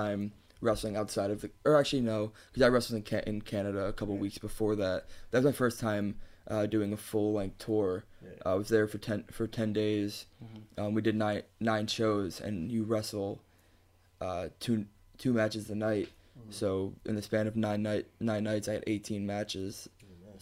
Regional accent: Chicago, Illinois, United States; moved away; I grew up in Chicago. I grew up on the streets of Chicago

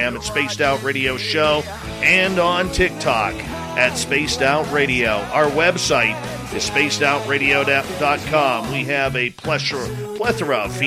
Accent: Canada; we're the Canadian content here

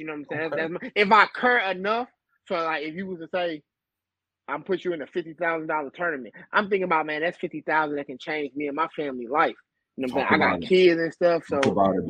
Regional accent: St. Louis, Missouri, United States; I'm from St. Louis

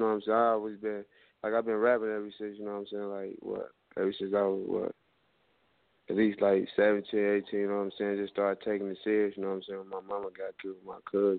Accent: Chicago, Illinois, United States; accent: southern; moved away; also born or lived in Atlanta; I'm from Chicago, bro.

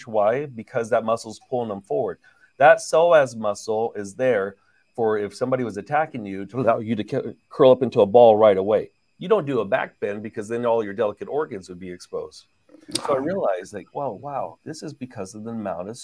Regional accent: San Francisco Bay Area, California, United States; now in Los Angeles, United States; we're from the San Francisco Bay Area originally

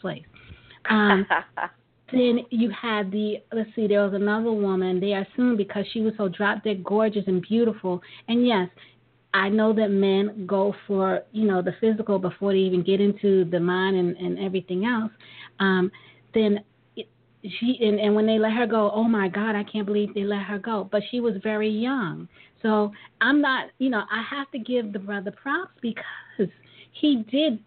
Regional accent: New York City, New York, United States; we're from Brooklyn

